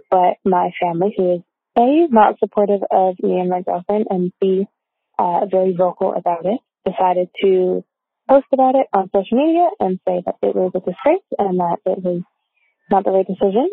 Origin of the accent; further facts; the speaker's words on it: Toronto, Ontario, Canada; I am from Toronto, Ontario.